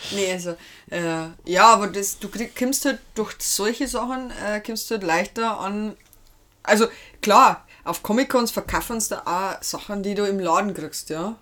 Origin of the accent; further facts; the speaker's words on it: Lower Bavaria, Germany; komme ich ursprünglich aus Hatzenberg, Niederbayern